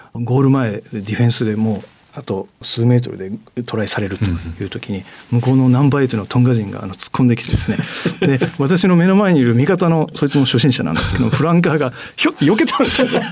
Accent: Osaka, Japan; moved away as an adult; also born or lived in Tokyo; 私大阪出身なんですけども

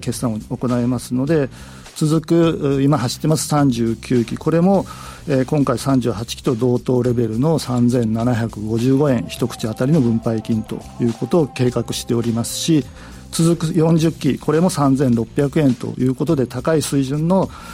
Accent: Fukuoka, Japan; 地元福岡の、えー、そういったまちづくりに関わってこれた

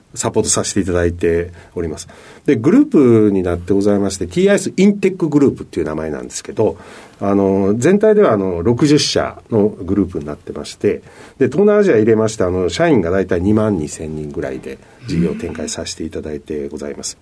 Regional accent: Sakai, Osaka, Japan; born or raised there

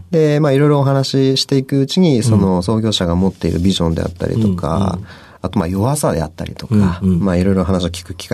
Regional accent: Fukui, Japan; moved away; also born or lived in Kyoto; 私、福井県の出身なんで

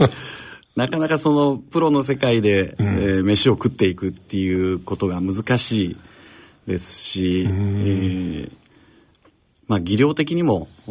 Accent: Kawanishi, Hyogo, Japan; born or raised there; now in Osaka, Japan

